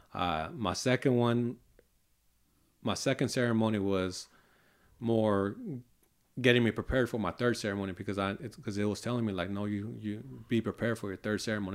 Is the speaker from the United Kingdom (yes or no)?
no; Hayward, California, United States; also born or lived in Tracy, California; I grew up, uh, in Hayward, California with four of my brothers